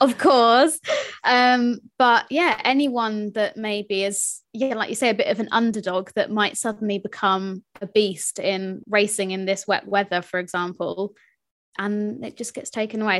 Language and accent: English; United Kingdom; I am British